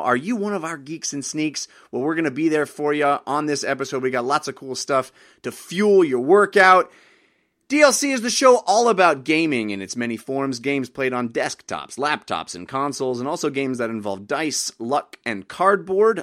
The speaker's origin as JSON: {"language": "English", "country": "United States", "said": "As a as an American"}